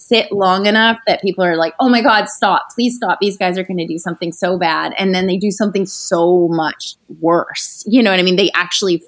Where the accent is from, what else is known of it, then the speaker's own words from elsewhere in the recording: Canada; I'm from Canada, from like a small town in Canada.